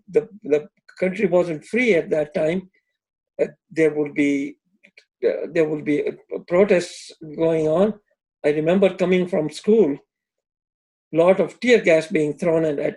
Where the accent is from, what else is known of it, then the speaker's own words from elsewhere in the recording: Amritsar, Punjab, India; accent: British accent; English is a second language; moved away as an adult; also born or lived in Sangoda, Pakistan / United Kingdom; where we were living in Amritsar